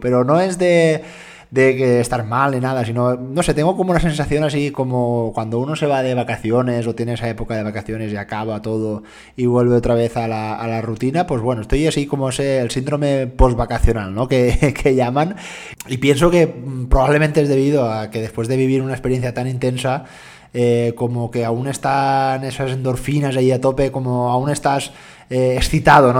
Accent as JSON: {"language": "Spanish", "town": "Dénia", "region": "Valencian Community", "country": "Spain", "said": "mi procedencia, yo soy valenciano, soy de Denia, Alicante"}